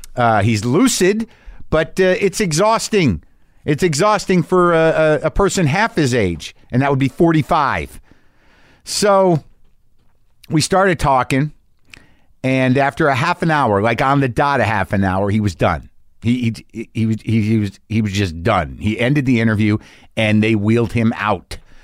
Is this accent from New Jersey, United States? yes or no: yes; New Jersey, United States; I'm from New Jersey